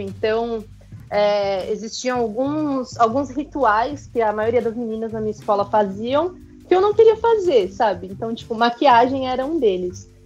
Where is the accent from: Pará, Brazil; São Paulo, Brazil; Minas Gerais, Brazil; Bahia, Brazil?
São Paulo, Brazil; moved away as an adult; now in Japan; eu moro no Japão, eu tô aqui há um ano, mas eu sou nascida e criada na Zona Leste de São Paulo